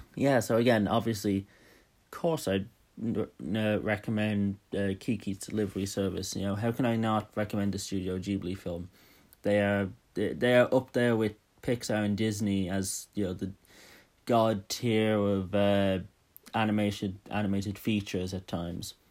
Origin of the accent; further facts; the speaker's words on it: Dublin, Leinster, Ireland; I'm from Dublin